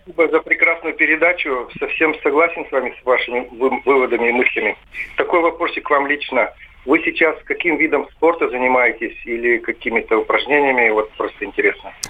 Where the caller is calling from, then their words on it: Krasnodar, Krasnodar Krai, Russia; Я звоню из Краснодара.